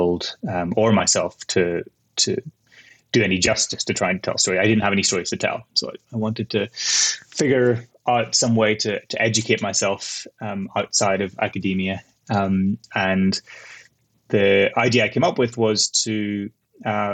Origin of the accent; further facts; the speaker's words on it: Northern Ireland, United Kingdom; moved away as an adult; also born or lived in Kent; now in Iraq; I'm from Northern Ireland originally. I grew up there.